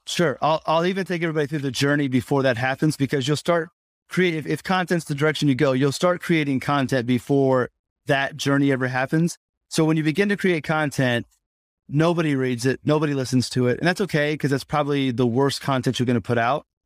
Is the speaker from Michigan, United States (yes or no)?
no; Indianapolis, Indiana, United States; I grew up in Indianapolis